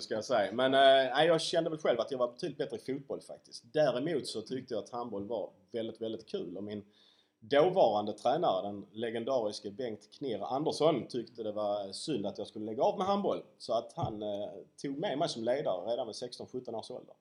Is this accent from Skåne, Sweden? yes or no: yes; Ystad, Skåne, Sweden; jag är från Ystad